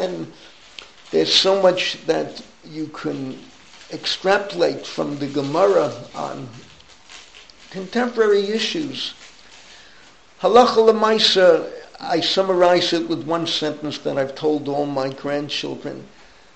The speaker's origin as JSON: {"language": "English", "town": "New York City", "region": "New York", "country": "United States", "tie": "born or raised there", "said": "where I grew up in the Bronx"}